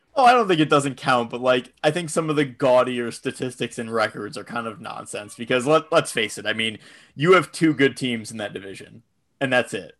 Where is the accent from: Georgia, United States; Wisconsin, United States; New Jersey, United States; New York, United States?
New York, United States; Buffalo; I'm from Buffalo